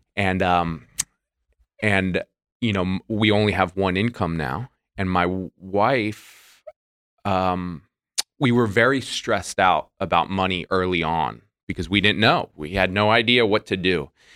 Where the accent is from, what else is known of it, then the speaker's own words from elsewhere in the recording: Florida, United States; moved away; I'm from Florida